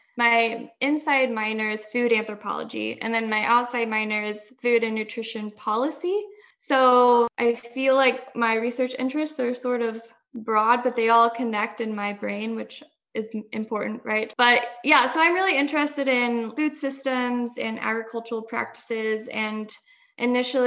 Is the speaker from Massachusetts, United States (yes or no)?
no; Mitchell, Indiana, United States; I'm from Southern Indiana